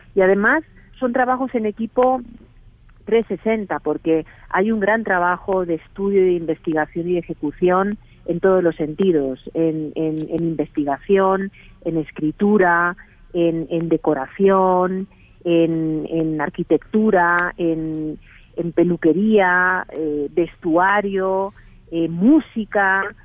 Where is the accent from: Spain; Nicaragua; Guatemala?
Spain; accent: Spanish (Spain); moved away as an adult; now in Mexico; aunque tengo acento español, llevo aquí 18 años